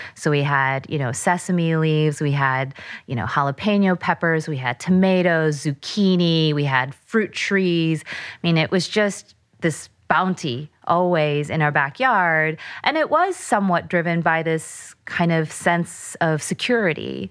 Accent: United States; I'm Korean American

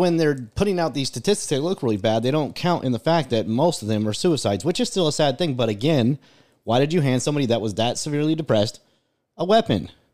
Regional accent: United States

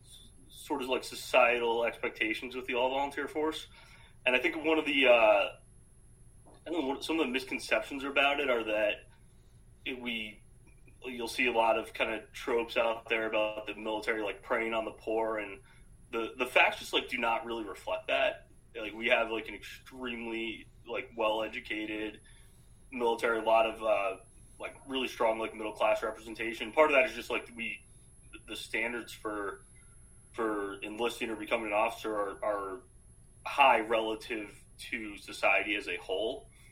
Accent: Arizona, United States; also born or lived in Canada / Philadelphia / Boston area; So, grew up in Arizona. I was born in Canada. Only lived there briefly. Not something I advertise too much.

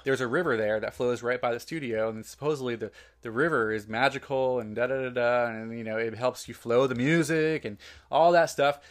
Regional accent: New Jersey, United States; I worked the ninety-six Olympics in Atlanta, and I was from New Jersey

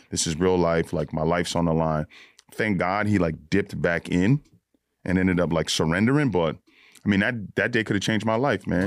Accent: Yonkers, New York, United States; also born or lived in Bronx, New York; lived in the Bronx till I was about twelve, and then I moved to Yonkers

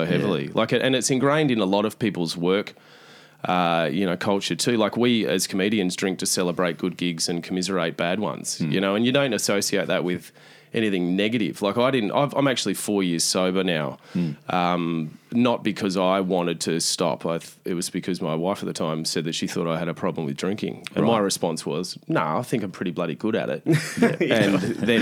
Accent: Australia

